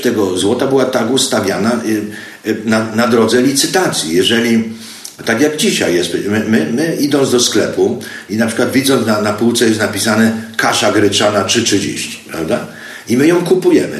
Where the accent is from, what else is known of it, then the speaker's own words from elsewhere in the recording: Zakopane, Lesser Poland, Poland; moved away as an adult; also born or lived in Kraków, Poland / United States / Mexico / Argentina; Urodziłem się w Zakopanem dawno, dawno temu. Potem szkoły skończyłem w Krakowie, uniwersytet.